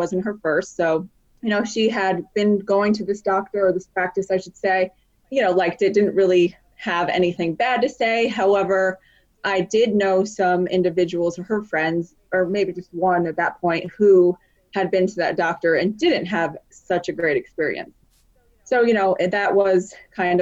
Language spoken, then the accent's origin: English; Connecticut, United States; moved away as an adult; also born or lived in Philadelphia; I'm from Connecticut, but we had been living in Philadelphia for about 4 or 5 years prior